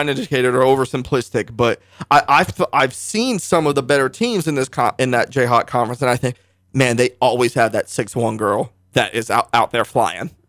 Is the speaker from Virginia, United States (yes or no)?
yes; Northern Virginia, United States; moved away as an adult; now in Parsons, Kansas, United States; I was just a high school kid in, in Northern Virginia, the D C metro area